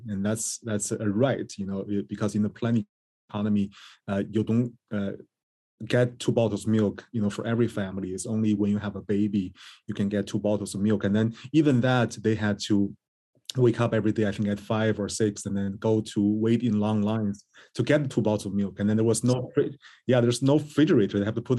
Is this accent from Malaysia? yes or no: no; Beijing, China; moved away as an adult; now in United States; Yeah, I was born in the early 1980s in Beijing, China.